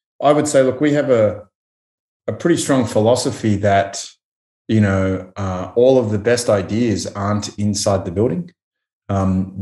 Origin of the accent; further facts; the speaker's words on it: Australia; being Australian